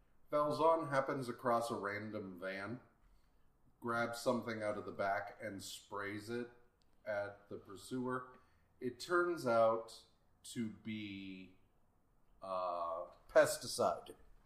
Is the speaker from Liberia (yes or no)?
no; United Kingdom; I've got cucumber sandwiches, guys. I'm British. I always have cucumber sandwiches.